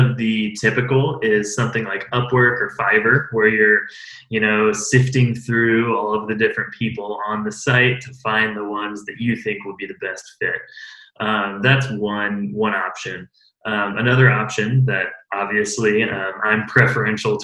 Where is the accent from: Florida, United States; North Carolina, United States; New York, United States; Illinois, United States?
Illinois, United States; Central; I'm from Central Illinois, right in the middle of the state, mostly agricultural